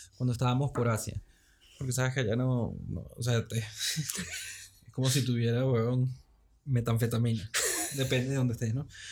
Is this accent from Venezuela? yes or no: yes; Caracas, Capital District, Venezuela; moved away; Me están viviendo en Venezuela, siendo venezolano, craqueño